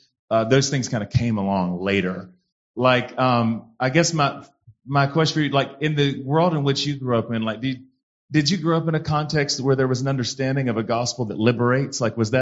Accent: the South, United States; but that was not always my experience of it growing up in the South and white Pentecostal, kind of rural churches in the South.

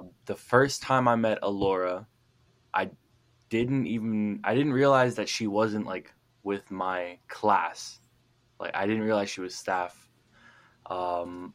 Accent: Oceanside, United States; I lived in Oceanside all my life

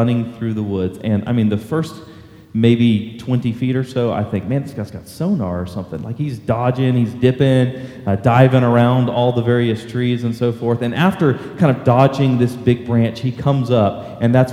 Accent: Texas coast, United States; born or raised there; now in McKinney, United States

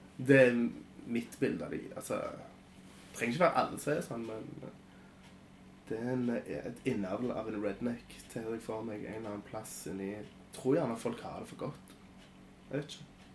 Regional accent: Kraków, Lesser Poland, Poland; moved away; jeg kommer fra Krakow

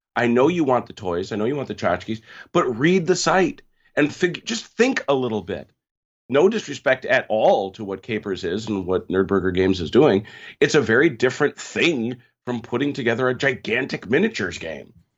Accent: United States; I'm an American. I always have been.

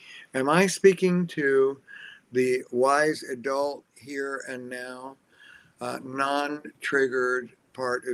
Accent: New Jersey, United States; I'm from Jersey.

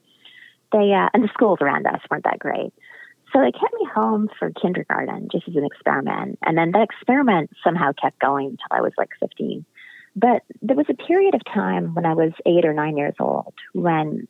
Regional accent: Western Canada, British Columbia, Canada; I grew up in Western Canada and British Columbia.

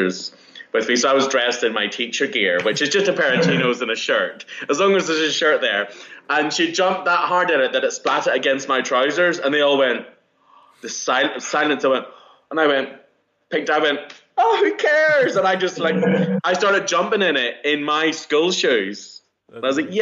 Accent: Northern Ireland, United Kingdom; moved away; I'm from Northern Ireland. I'm from, like, a seaside town. So for me, growing up in the countryside

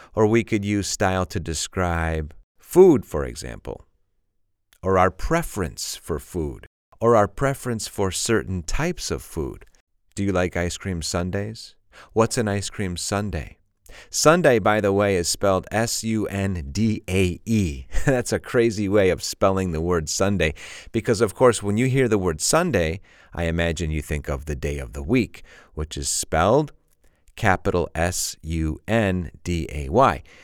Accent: Chicago, Illinois, United States; I'm from Chicago

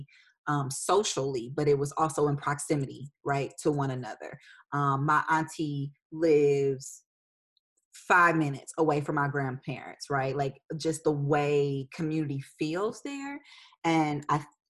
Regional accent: Detroit, Michigan, United States; moved away as an adult; also born or lived in Indianapolis, Indiana; now in Nashville, United States; my hometown

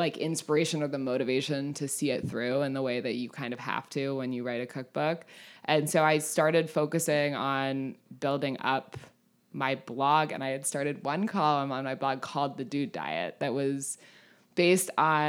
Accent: California, United States; But like, I'm from California. I call everyone dude.

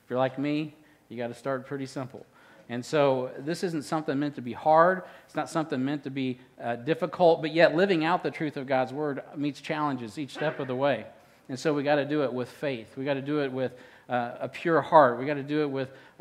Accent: Midwest, United States; I'm from the Midwest

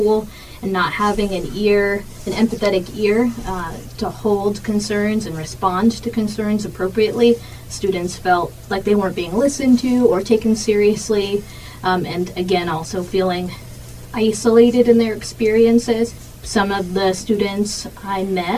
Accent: Central Oregon, United States; I grew up in Central Oregon

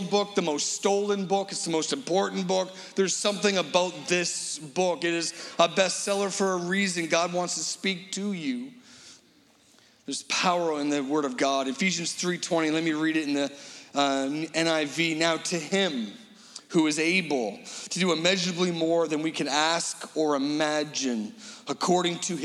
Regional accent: Halifax, Nova Scotia, Canada; we're from Halifax

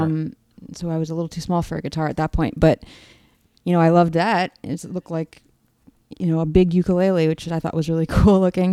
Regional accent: Toronto, Ontario, Canada; now in Chicago, United States; I'm from Toronto, Canada

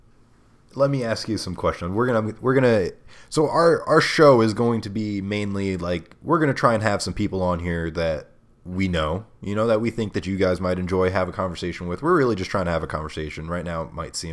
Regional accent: Marlboro, New York, United States; I grew up in Marlboro

